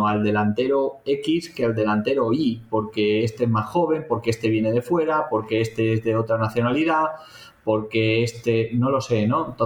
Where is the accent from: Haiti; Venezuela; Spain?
Spain; Valencian Community